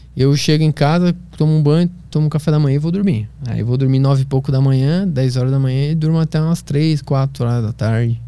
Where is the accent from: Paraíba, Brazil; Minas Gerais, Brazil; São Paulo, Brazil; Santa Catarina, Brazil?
Santa Catarina, Brazil; Florianópolis; Eu cresci em Florianópolis, na Praia do Santinho